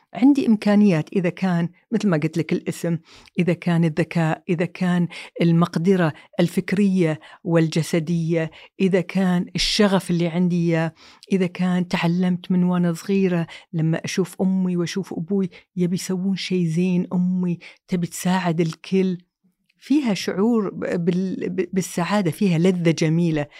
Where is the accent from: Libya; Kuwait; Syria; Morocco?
Kuwait; also born or lived in Saudi Arabia / London; طلعنا من الكويت